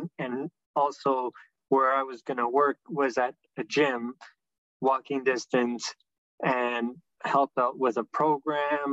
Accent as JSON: {"language": "English", "town": "Toronto", "region": "Ontario", "country": "Canada", "said": "I'm from Toronto and still live in Toronto"}